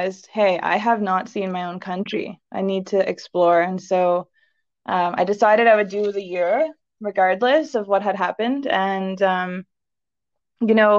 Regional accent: Cornwall, Ontario, Canada; moved away as an adult; now in Canmore, Canada; I grew up in Eastern Canada, well, in Ontario, in a small city called Cornwall

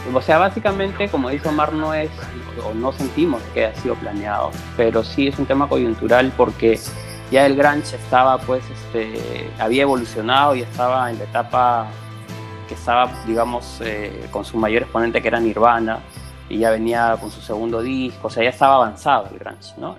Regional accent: Peru; yo soy de Perú

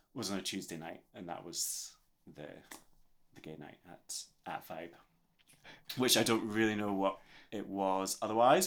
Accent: Scotland, United Kingdom; I'm very aware of being Scottish. I was aware of being Scottish when I grew up as well

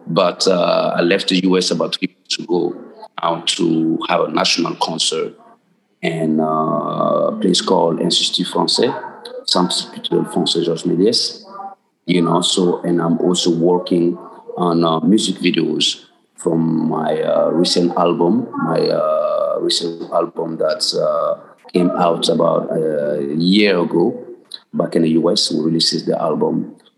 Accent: Ouagadougou, Centre, Burkina Faso; also born or lived in Mali; I was born in Burkina Faso and Ouagadougou.

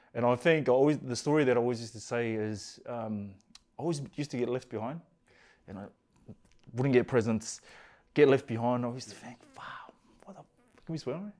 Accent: Auckland, New Zealand; Grew up in East Auckland, Glenlinnas

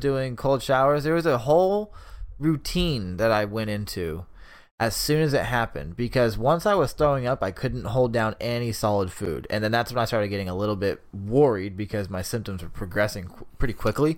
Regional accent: Sacramento, California, United States; we're from Sacramento

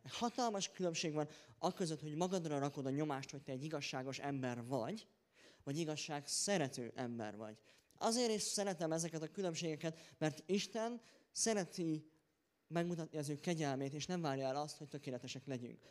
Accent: Hungary; én magyarként

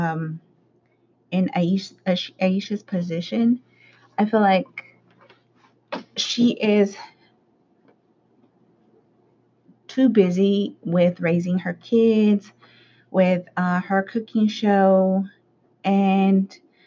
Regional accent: Los Angeles, California, United States; the side of town where I grew up in South Central, you know, like the Hispanic community

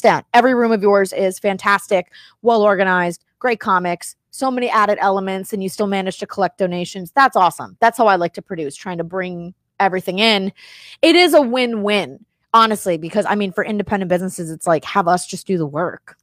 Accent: Miami, Florida, United States; moved away as an adult; also born or lived in New Jersey / New York; I grew up in Miami. I was born in New Jersey. I lived in New York. I lived in Miami.

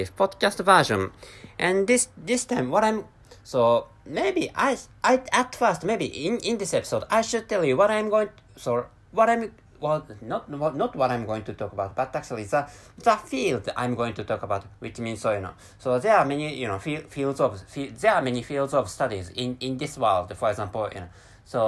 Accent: Japan; first language Japanese; English is a second language; my mother tongue is Japanese

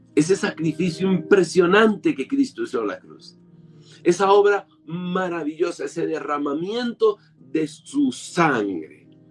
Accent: Colombia; soy ciudadano colombiano

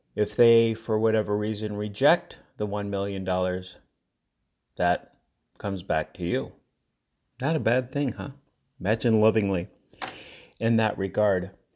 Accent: Colorado, United States; I'm from Colorado

